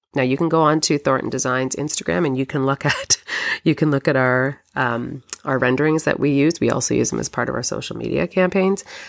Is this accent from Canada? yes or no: yes; Canada; I'm Canadian